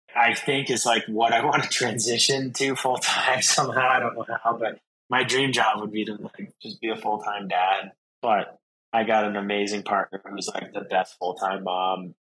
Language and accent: English; Vermont, United States; I'm originally from Vermont